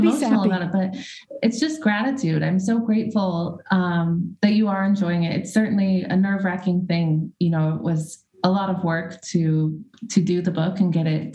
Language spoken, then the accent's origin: English; Boise, Idaho, United States; now in California, United States; I grew up in Idaho